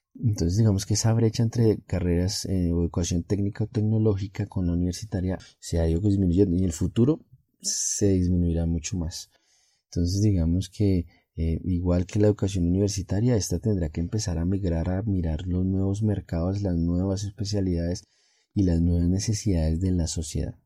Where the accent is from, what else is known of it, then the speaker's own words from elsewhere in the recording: Colombia; en mi país Colombia